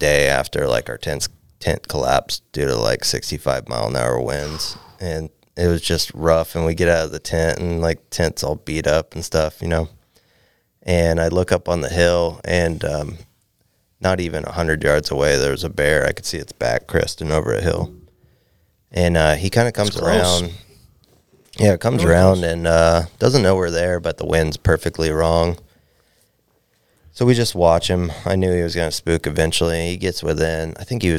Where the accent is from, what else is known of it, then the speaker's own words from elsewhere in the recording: Valdez, Alaska, United States; A guy I grew up with in Valdez